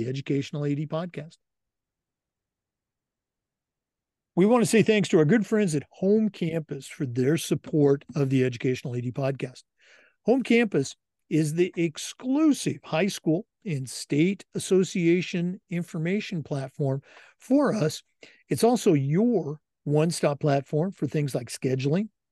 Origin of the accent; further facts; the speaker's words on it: Oregon, United States; I'm born and raised in Oregon, but went to high school across the river